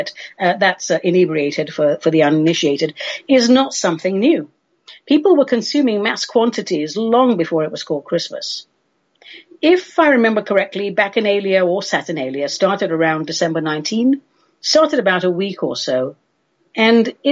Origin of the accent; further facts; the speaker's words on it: London, United Kingdom; So my race ancestry is Armenian, but we grew up in London